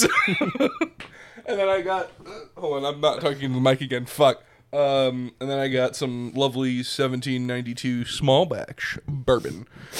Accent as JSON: {"language": "English", "country": "United States", "said": "I'm American."}